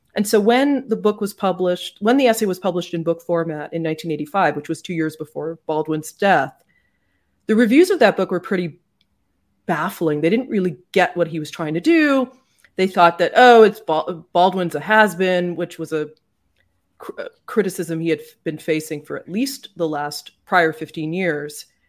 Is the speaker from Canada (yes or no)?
yes; Canada; now in United States; I'm Canadian, and I feel like that just informs everything about how I look at certain things in America, often with bafflement, and sometimes, I suppose, yes, with a more progressive approach, because Growing up in Canada